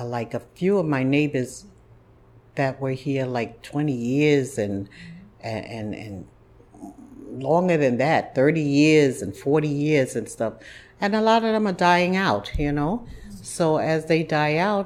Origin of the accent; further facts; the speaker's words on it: New York City, New York, United States; also born or lived in Harlem, New York; Fort Greene area was where I was raised. And we moved there when I was very young.